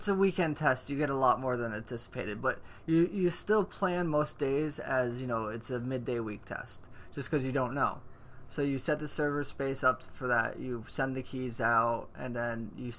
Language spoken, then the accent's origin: English; the South, United States; now in California, United States; Remember, we're from the South. It's the whole California mentality that we still don't understand.